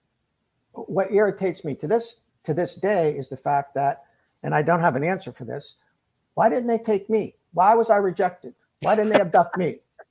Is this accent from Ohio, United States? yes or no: yes; Ohio, United States; he grew up about 20 miles from where I grew up in Ohio